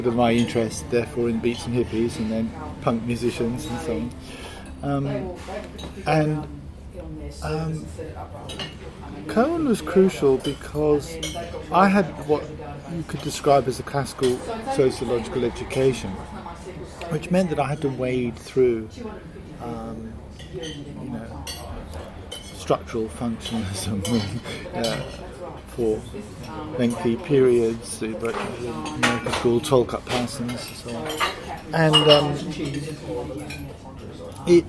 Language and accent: English; South West England, United Kingdom; moved away as an adult; also born or lived in Tasmania, Australia / Wagga Wagga, Australia; now in Australia; I come from the West Country of England